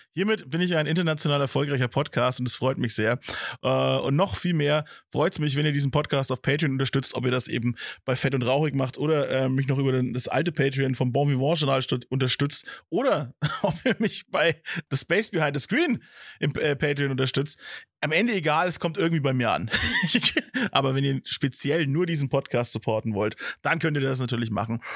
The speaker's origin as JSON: {"language": "German", "town": "Nuremberg", "region": "Bavaria", "country": "Germany", "tie": "born or raised there", "said": "Bayern, ja, mein Heimatbundesland"}